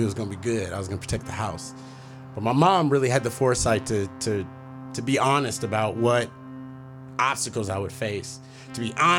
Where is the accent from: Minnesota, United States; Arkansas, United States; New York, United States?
Minnesota, United States; Minneapolis; moved away; a young black boy growing up in Minneapolis